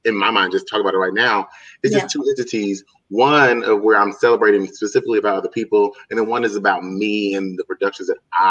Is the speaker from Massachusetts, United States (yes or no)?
no; New Jersey, United States; We're both from Jersey, so you know the type of small towns we're from.